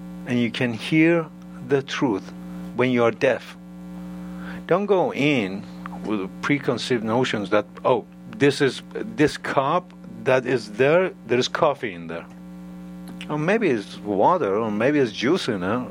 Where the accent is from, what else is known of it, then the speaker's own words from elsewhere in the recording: Iran; now in United States; I'm from Iran